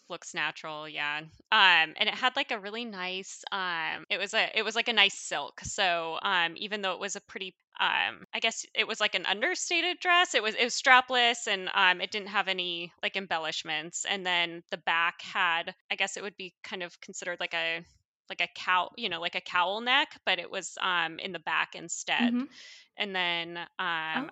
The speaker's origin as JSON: {"language": "English", "town": "Coeur d'Alene", "region": "Idaho", "country": "United States", "tie": "born or raised there", "moved": "as an adult", "lives_now": "Seattle, United States", "said": "our hometown, um, where I'm from, uh, North Idaho, Coeur d'Alene"}